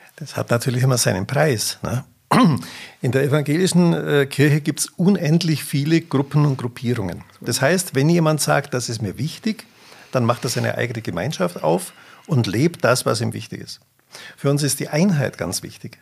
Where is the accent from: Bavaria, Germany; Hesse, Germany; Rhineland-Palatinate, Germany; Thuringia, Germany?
Bavaria, Germany; Augsburg; ich bin gebürtiger Augsburger